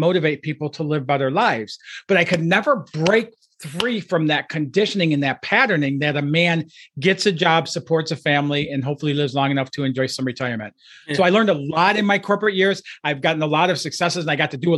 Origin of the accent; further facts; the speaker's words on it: outside of Detroit, Michigan, United States; I grew up outside of Detroit, Michigan, in a low-income, blue-collar family